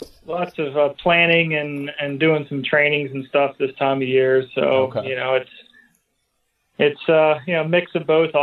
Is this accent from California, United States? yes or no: no; Hummelstown, Pennsylvania, United States; So I grew up in Hummelstown.